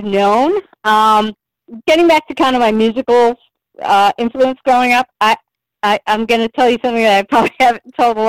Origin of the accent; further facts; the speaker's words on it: New Jersey, United States; in the late 70s and the 80s, when I was, you know, a teenager or so, it growing up in New Jersey, it was like a rite of passage to be a … fan.